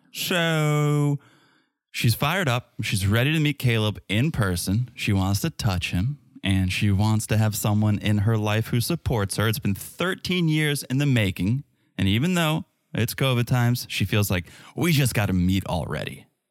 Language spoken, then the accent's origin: English; United States; I'm from America.